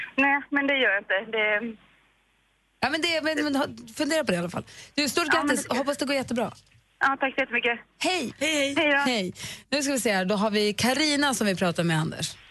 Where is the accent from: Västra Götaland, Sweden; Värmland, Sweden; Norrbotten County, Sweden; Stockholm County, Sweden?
Norrbotten County, Sweden; Luleå; På min ridskola, där jag red när jag var liten, på Luleå ridklubb